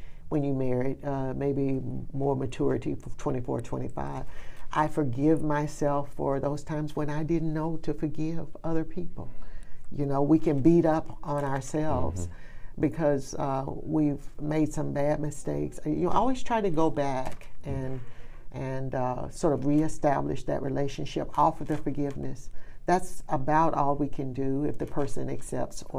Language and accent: English; Birmingham, Alabama, United States; growing up in Birmingham